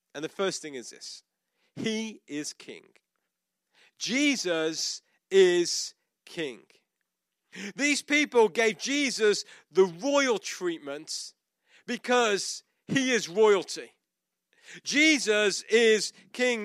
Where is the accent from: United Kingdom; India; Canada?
United Kingdom; is a British citizen